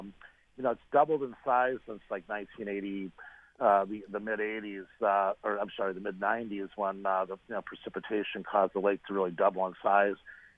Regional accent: Devils Lake area, North Dakota, United States; now in Des Moines, United States; that's where I'm from originally, that area of North Dakota.

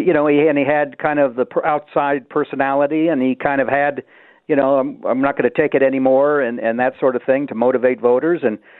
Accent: Duluth, Minnesota, United States; Six Below in Duluth, where I am, my hometown.

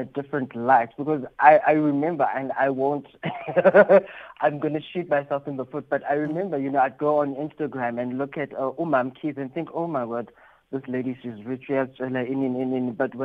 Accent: South Africa; being South African

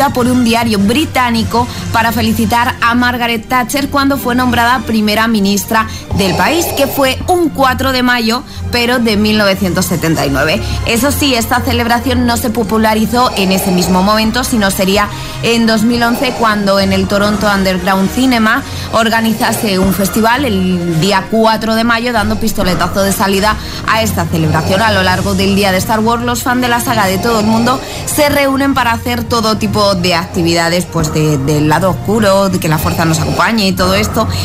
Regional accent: Las Palmas de Gran Canaria, Canary Islands, Spain; de Las Palmas de Gran Canaria

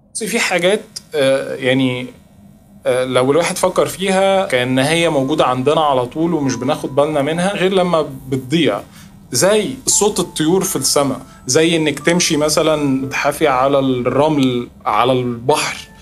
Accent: Egypt; انا مصري

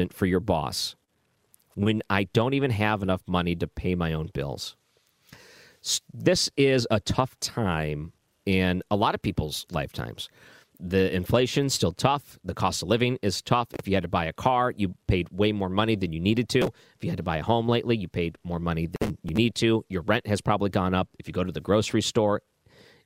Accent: Detroit, Michigan, United States; I grew up in Detroit

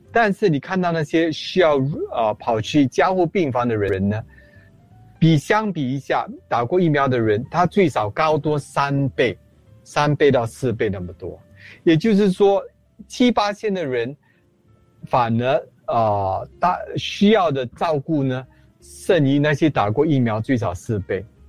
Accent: Singapore; 我们做一新加坡人

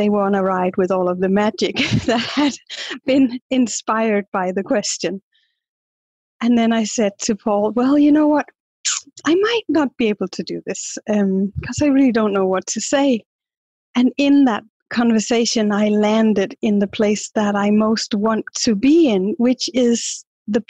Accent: Denmark; I'm from Denmark

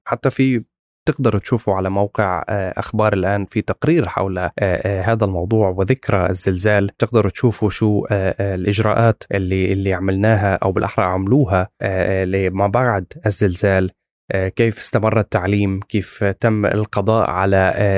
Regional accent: Syria; نحن يعني بسوريا كسوري

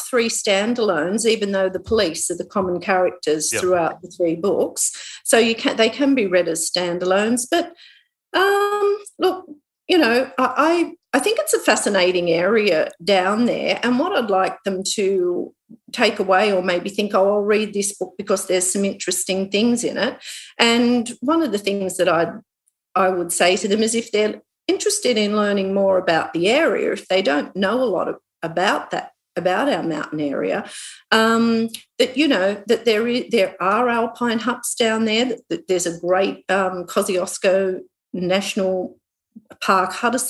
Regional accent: Newcastle, North East England, United Kingdom; So at the moment I'm actually writing another crime novel, and it's set in Newcastle, in my hometown.

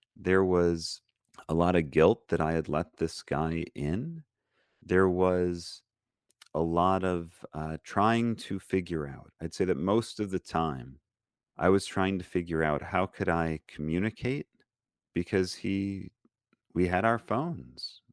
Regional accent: Lansing, Michigan, United States; moved away as an adult; also born or lived in Detroit area, Michigan / Israel / Colleyville, Texas; I grew up in Lansing, Michigan, and I was the only Jewish kid in my school

